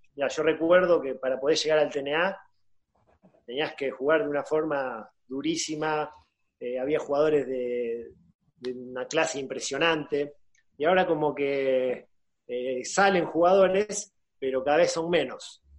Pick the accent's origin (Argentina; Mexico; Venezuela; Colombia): Argentina; moved away as an adult; also born or lived in Spain; yo me vine acá a darle una mano al club donde yo nací